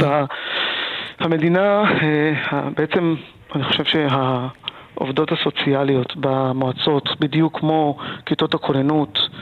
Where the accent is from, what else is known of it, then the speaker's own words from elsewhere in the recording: Talmei Eliyahu, Southern District, Israel; moved away; אני עצמי נולדתי ב, בעוטף עזה